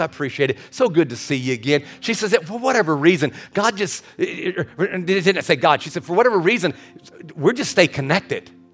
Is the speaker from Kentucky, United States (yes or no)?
yes; Kentucky, United States; I was born and raised in Kentucky